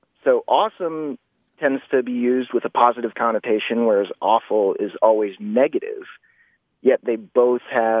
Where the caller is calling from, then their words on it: Bozeman, Montana, United States; I'm calling from Bozeman, Montana